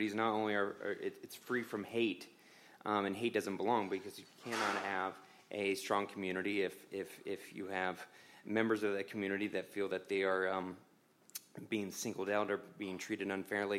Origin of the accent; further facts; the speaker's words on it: Orlando, Florida, United States; I grew up in Orlando, Florida. My roots are in West Virginia